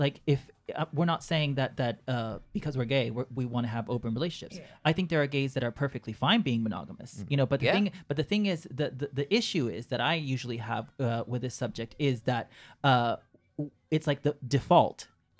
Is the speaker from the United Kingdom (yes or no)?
yes; Yorkshire and the Humber, United Kingdom; Well, I'm from Yorkshire and it's like, oh, girl, give it a rest.